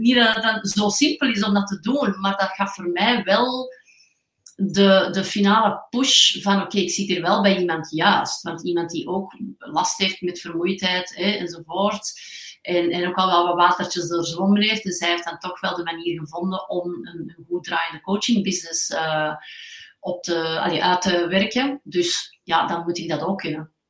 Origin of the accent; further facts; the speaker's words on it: Antwerp, Flanders, Belgium; geboren en getogen in Antwerpen